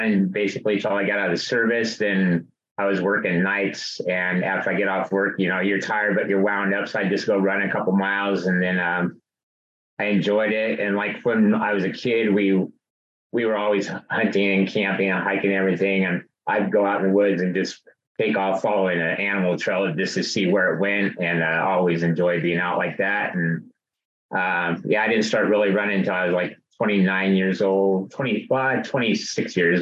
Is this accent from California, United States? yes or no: yes; Foresthill, California, United States; also born or lived in Auburn, California / San Diego, California; born in Auburn, lived in Foresthill all of my life, other than 4 years in the Navy, mainly in San Diego